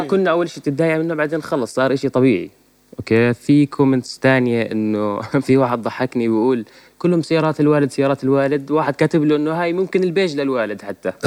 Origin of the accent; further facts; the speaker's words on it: Jordan; إحنا عندنا في الأردن